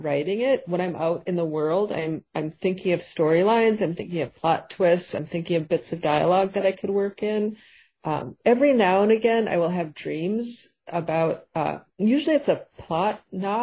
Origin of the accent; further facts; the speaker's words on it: Paynesville, Minnesota, United States; also born or lived in St. Cloud, Minnesota; my hometown where we moved after St. Cloud of Painesville, Minnesota.